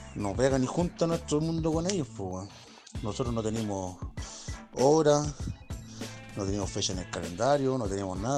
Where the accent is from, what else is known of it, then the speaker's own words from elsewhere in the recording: Valparaíso, Chile; Nosotros somos, somos chilenos